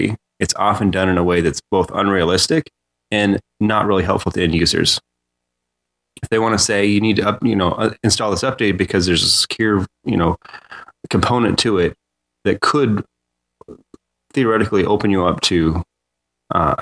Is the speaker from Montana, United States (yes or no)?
yes; Montana, United States; I grew up in Montana